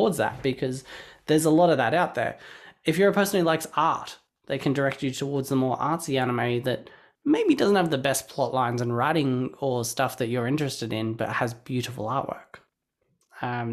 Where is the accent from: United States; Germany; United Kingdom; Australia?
Australia; I grew up in Australia watching Cheese TV